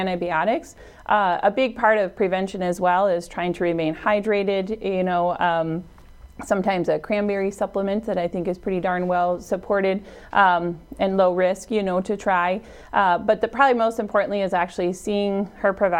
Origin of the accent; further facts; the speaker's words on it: Brandon, South Dakota, United States; also born or lived in Volga, South Dakota; I'm originally from Brandon, South Dakota